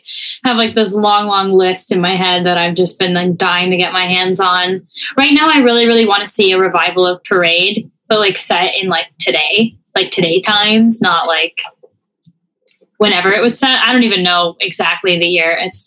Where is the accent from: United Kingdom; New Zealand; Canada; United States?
Canada; I feel like I could bond with her over the fact that we're French Canadian.